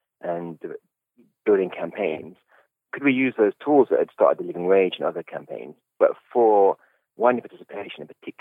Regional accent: Croydon, London, United Kingdom; accent: Croydon; also born or lived in Oxford; I grew up in Taunton Heath in Croydon

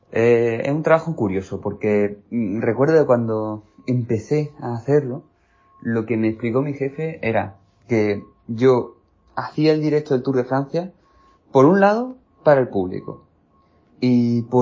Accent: Spain; soy periodista español especializado en ciclismo.

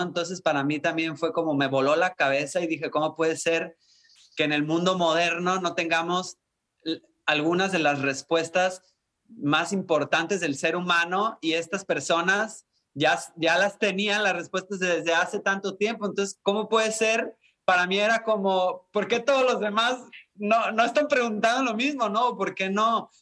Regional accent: Puerto Vallarta, Jalisco, Mexico; also born or lived in Guadalajara; sí soy mexicano, nacido en Guadalajara, pero crecido en Puerto Vallarta

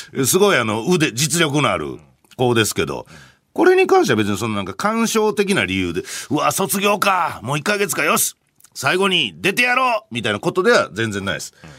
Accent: Hyogo, Japan; moved away; 僕の地元

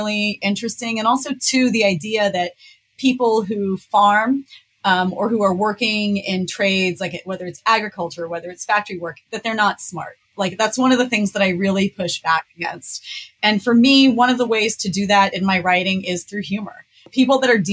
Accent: Centerburg, Ohio, United States; also born or lived in Mount Vernon, Ohio; I'm actually from Centerburg. I was born in Mount Vernon because there is no hospital in Centerburg

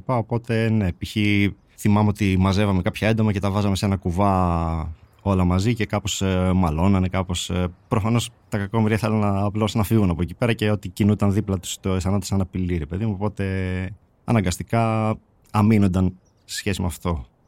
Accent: Servia, Western Macedonia, Greece; also born or lived in Polyrracho, Kozani; η καταγωγή μου είναι από το Πολύραχο Κοζάνη και μεγάλωσα στα Σέρβια κοζάνη.

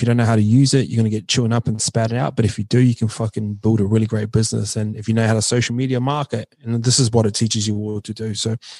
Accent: New Zealand; I'm from New Zealand, so I kind of gravitate towards that.

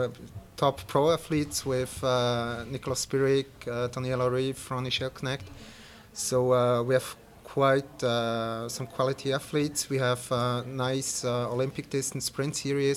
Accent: Switzerland; I'm from Switzerland

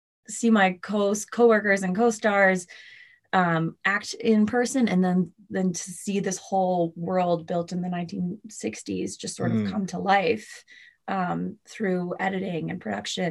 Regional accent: Boston, Massachusetts, United States; moved away as an adult; also born or lived in New York; I grew up in Boston.

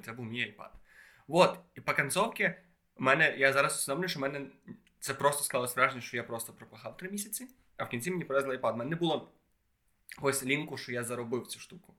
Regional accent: Khodoriv, Lviv Oblast, Ukraine; я в маленькому місці, типу, в Ходрові біля Львова.

